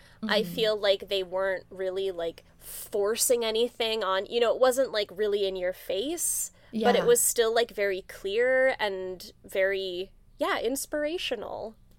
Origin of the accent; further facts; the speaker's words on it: United States; I grew up on the Canadian border.